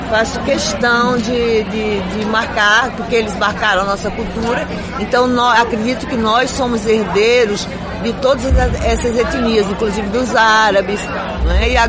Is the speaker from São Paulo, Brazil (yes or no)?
no; Rio Grande do Norte, Brazil; also born or lived in Pernambuco; E eu sou do Rio Grande do Norte, eu sou potiguar